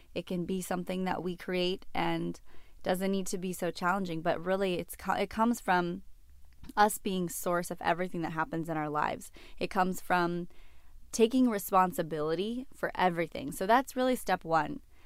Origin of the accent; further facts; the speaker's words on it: Orange County, California, United States; moved away as an adult; also born or lived in Los Angeles; I grew up in Orange County